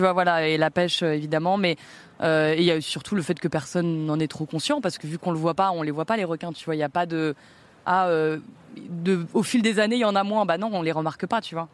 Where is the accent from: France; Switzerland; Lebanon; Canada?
France; Pays de la Loire; now in Paris, France; je suis né en Loire-Atlantique